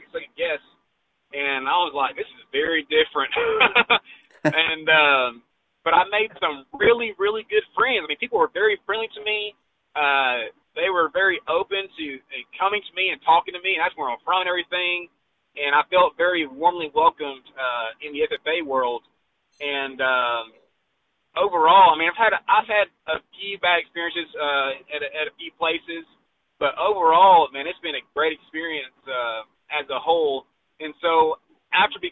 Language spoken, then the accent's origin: English; Texas, United States; my home state